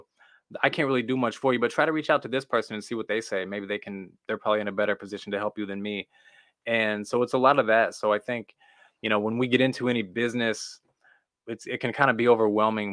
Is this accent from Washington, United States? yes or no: no; Missouri, United States; I'm from Missouri